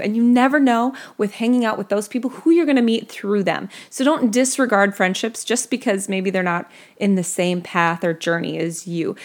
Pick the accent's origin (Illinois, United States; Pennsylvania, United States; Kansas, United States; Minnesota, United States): Minnesota, United States; I grew up in Minnesota